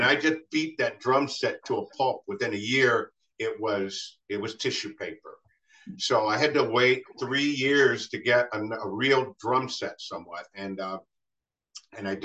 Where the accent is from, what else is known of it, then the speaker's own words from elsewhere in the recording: Ohio, United States; growing up in Ohio all this time